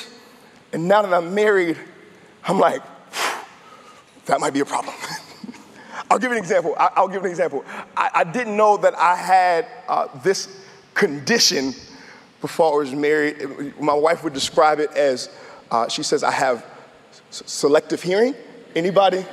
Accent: Tidewater area, Virginia, United States; I'm from the Tidewater area, born and raised.

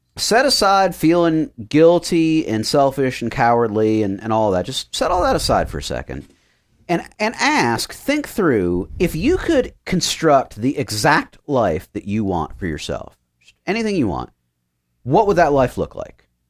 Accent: United States; I am American

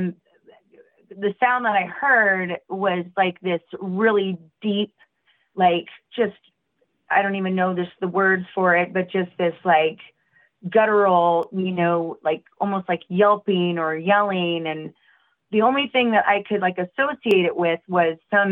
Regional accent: Portland, Oregon, United States; I'm from Oregon

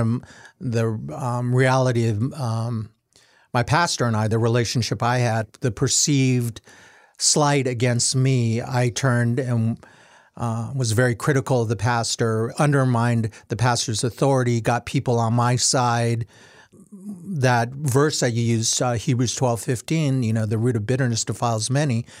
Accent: United States; being Asian American

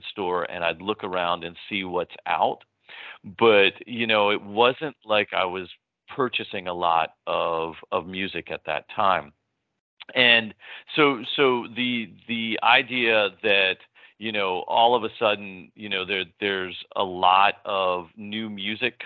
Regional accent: Philadelphia, Pennsylvania, United States; the house that I grew up with was on Penn campus

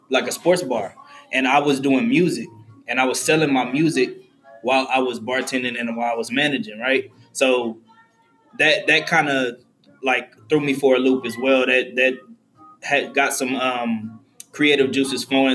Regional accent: Houston, Texas, United States; I'm originally from Trinity Garden, so I was still staying over there

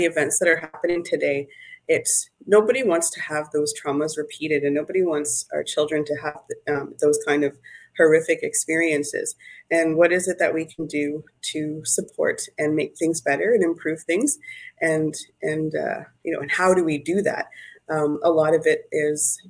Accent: Sudbury, Ontario, Canada; also born or lived in Manitoulin Island; I grew up in the urban environment in the city of Sudbury.

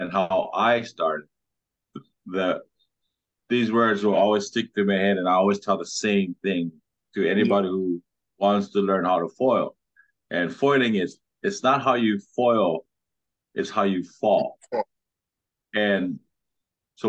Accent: Kauai, Hawaii, United States; now in Oahu, United States; I'm from Kauai. I live in Oahu now. This is my home break right there. Surfed since I was 5 years old

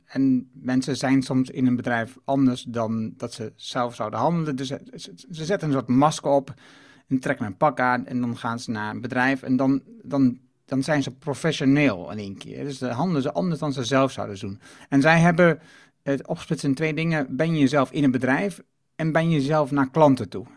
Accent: Netherlands; ik kom uit Achterhoek en, en Twente

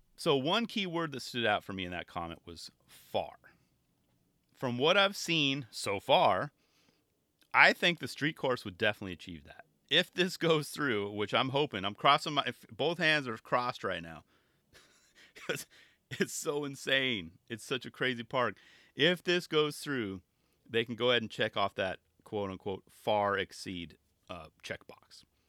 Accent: California, United States; my home state of California

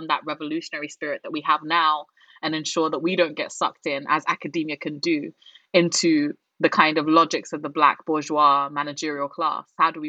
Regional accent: Ghana; moved away; I'm a migrant from Ghana

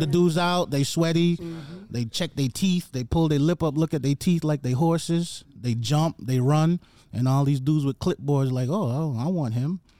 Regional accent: New York City, New York, United States; moved away as an adult; also born or lived in Jamaica; now in Atlanta, United States; I came to the Bronx when I was nine. I lived in the Bronx till I went off to college

